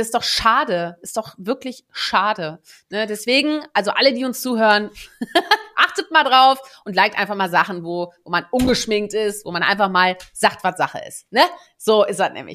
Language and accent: German; Germany; first language Dutch; German is a second language; also born or lived in Netherlands; Ich bin ja eigentlich gebürtige Niederländerin und bin mit sieben dann nach Deutschland, äh, neue Freunde, neue Sprache. Ich durfte nicht mehr Niederländisch sprechen, weil ich musste ja jetzt dann erstmal Deutsch lernen